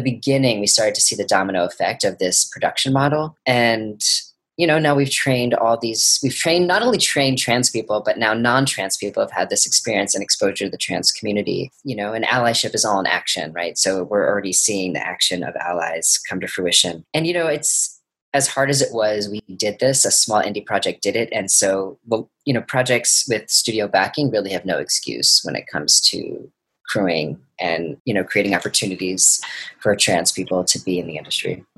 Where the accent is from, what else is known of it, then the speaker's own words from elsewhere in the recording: New York City, New York, United States; tribeca my hometown film festival